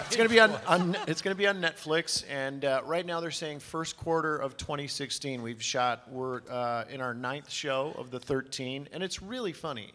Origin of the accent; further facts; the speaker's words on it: Detroit, Michigan, United States; I grew up in Detroit, Michigan, and played a lot of hockey over in Canada.